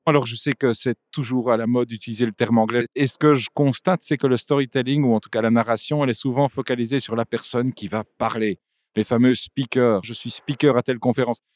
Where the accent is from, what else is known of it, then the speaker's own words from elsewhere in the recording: Flanders, Belgium; first language French; also born or lived in Bavaria; je suis un Belge, je ne sais pas si c'est pure souche, mais je suis un francophone qui a grandi en Flandre. Dans le côté de la Flandre, pour ceux qui connaissent, on parle le ouest flamand